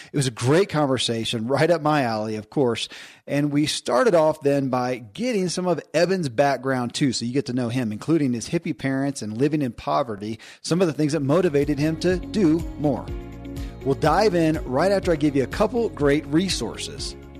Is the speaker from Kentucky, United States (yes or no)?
yes; Kentucky, United States; born or raised there